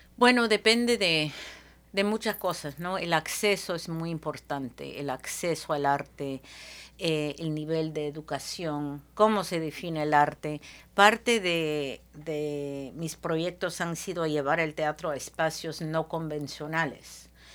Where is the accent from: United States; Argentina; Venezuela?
United States; Seattle, Washington; also born or lived in Peru / Lima, Peru; peruana de nacimiento, criada en Seattle, y pasé una década de vuelta en mi país